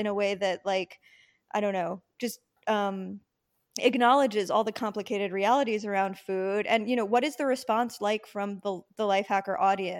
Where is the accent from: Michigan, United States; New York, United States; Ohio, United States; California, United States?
New York, United States; Long Island; I mean, I grew up in New York, so I was always in New York, but because I'm from Long Island